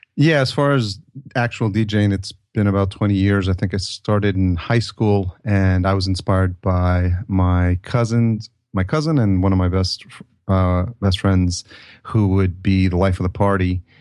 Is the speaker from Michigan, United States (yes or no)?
no; New York, United States; growing up in the East Coast in, in New York.